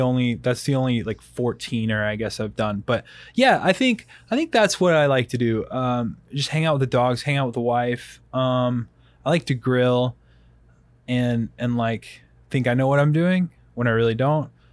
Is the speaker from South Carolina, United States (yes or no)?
yes; Rock Hill, South Carolina, United States; now in Colorado Springs, United States; I'm from Rock Hill originally, so, like, Rock Hill, South Carolina